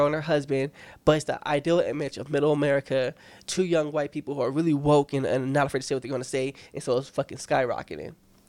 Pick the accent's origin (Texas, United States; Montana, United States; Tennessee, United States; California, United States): California, United States; Long Beach; I'm from Long Beach.